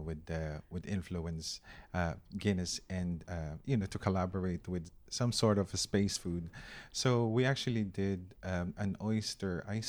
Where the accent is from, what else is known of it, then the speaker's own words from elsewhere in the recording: Philippines; And I don't want to be biased because I'm Filipino.